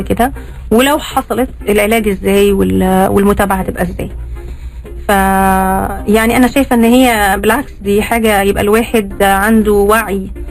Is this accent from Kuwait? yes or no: no; Saudi Arabia; موجود هنا عندنا في السعوديه